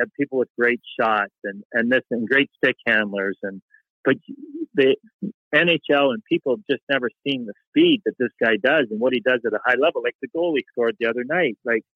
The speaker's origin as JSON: {"language": "English", "country": "Canada", "moved": "as an adult", "said": "as a Canadian boy"}